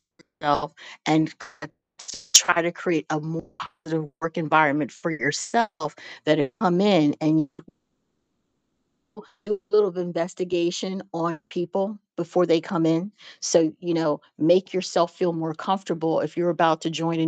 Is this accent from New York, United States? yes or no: no; St. Louis, Missouri, United States; I'm originally from St. Louis